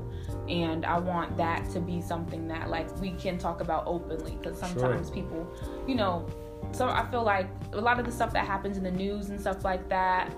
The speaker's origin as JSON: {"language": "English", "town": "Harrisburg", "region": "Pennsylvania", "country": "United States", "tie": "born or raised there", "also_born_or_lived": "Philadelphia", "lives_now": "Harrisburg, United States", "said": "when I had moved back to Harrisburg, because I did start here in Philly. So when I moved back to my hometown"}